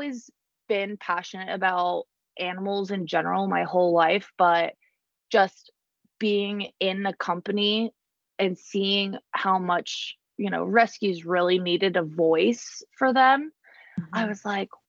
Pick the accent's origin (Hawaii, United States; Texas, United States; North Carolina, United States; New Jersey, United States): New Jersey, United States; now in Garner, United States; I'm originally from New Jersey, but I have relocated, to Garner